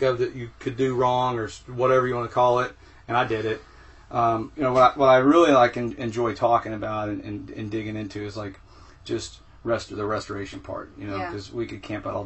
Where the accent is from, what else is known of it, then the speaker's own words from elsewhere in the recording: Texas, United States; I grew up in Texas